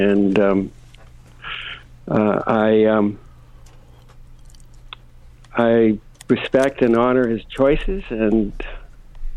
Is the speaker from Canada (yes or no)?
yes; Canada; now in Malibu, United States; I just love being back here in Canada. I'm Canadian. I've been away for a few years